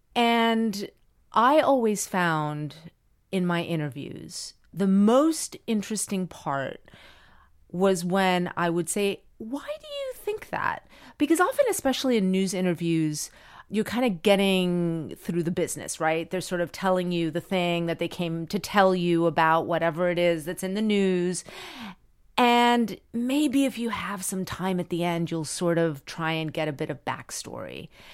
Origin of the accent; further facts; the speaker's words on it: Miami, Florida, United States; moved away; I grew up in Miami and everyone spoke Spanish